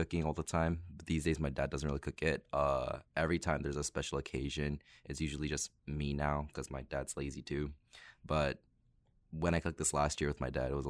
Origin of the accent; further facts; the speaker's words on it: United States; I was born in America. I'm just grown up in a very like Korean household